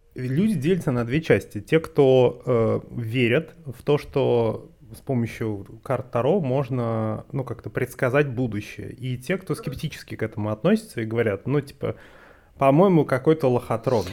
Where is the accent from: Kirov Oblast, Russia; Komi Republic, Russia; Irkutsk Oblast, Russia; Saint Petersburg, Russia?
Komi Republic, Russia; Vorkuta; Последний раз мы видели друг друга в Воркуте, где выросли